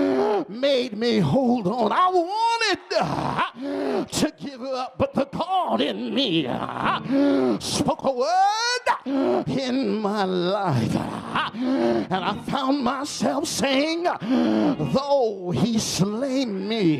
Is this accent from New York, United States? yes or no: yes; New York, United States; I'm from New York